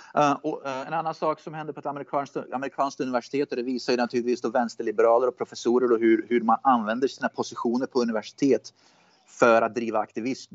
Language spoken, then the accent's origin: Swedish; Sweden; now in United States; jag är med i såna här Facebookgrupper då, s, för svenskar som bor i USA